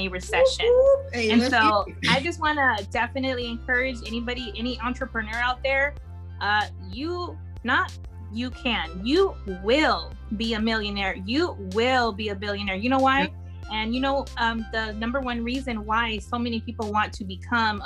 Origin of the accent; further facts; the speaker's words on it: California and Arkansas, United States; I was born in California. I say I'm born and raised in California and Arkansas, because Arkansas is my home.